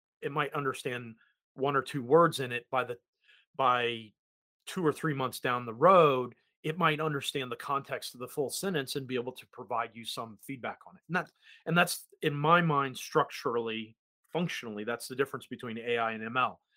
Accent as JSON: {"language": "English", "country": "United States", "accent": "American", "moved": "yes", "lives_now": "New Zealand", "said": "my terrible American accent"}